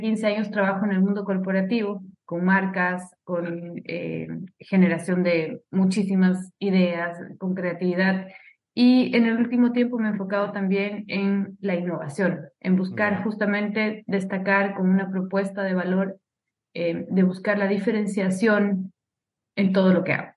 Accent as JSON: {"language": "Spanish", "country": "Ecuador", "moved": "yes", "said": "Soy ecuatoriana, viví muchísimo tiempo fuera de, mi país."}